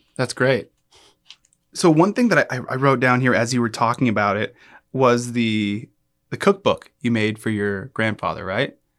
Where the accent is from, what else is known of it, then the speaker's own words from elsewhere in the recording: United States; I grew up with here in the United States